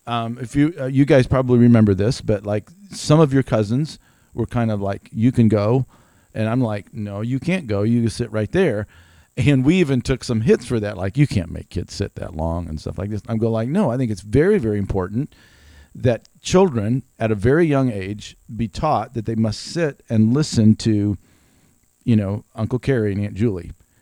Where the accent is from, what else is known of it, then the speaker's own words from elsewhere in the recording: Greenville, South Carolina, United States; also born or lived in Germany / Spartanburg; in high school, went all the way through college, went all the way through early marriage. And then we moved away from Greenville. Actually, we went to Germany.